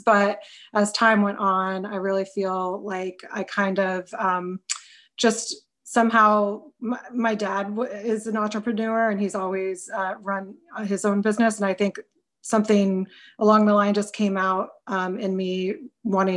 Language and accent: English; Marietta, Ohio, United States; moved away as an adult; also born or lived in Cincinnati, Ohio; now in Chicago, United States; I grew up in Ohio, in a small town in Southeast Ohio called Marietta, Ohio